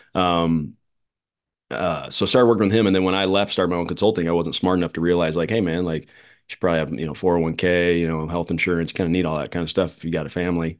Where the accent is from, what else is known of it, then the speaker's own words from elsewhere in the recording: Phoenix, Arizona, United States; here in my hometown